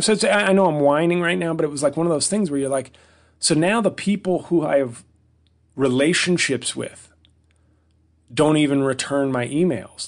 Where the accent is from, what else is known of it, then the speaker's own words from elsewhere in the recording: New York City, New York, United States; moved away as an adult; now in New Jersey, United States; in New York City, my hometown